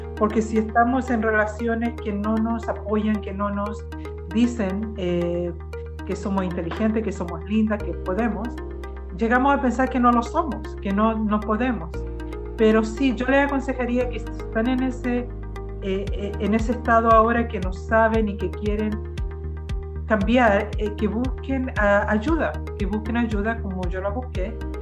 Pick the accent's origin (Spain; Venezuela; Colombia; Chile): Chile; also born or lived in Brazil; now in Canada; yo nací en Chile, eh, nos vinimos a dar la familia y llegamos aquí, aquí a la escuela a estudiar